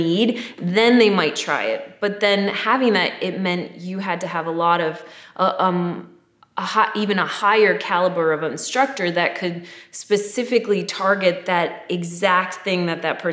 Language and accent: English; Michigan, United States; moved away; I moved here from Michigan